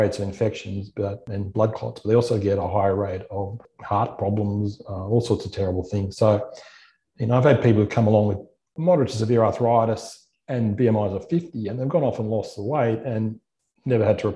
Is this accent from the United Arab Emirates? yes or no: no; Gold Coast, Queensland, Australia; I grew up on the Gold Coast. My parents live here